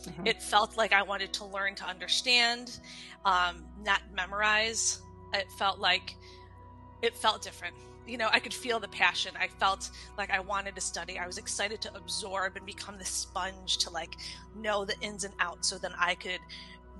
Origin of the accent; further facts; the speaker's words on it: Michigan, United States; also born or lived in Hawaii; now in Detroit, United States; I was born and raised in Michigan